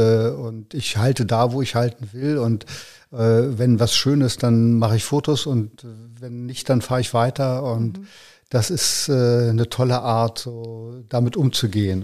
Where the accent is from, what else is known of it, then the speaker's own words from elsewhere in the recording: Berlin, Germany; also born or lived in Eichsfeld; Ich bin in Berlin aufgewachsen, ja. ja. Ich bin geboren in, in, äh, in, in Eichsfeld